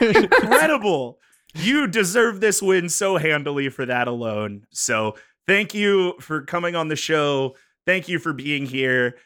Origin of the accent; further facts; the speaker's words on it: north of Pittsburgh, Pennsylvania, United States; moved away; north of Pittsburgh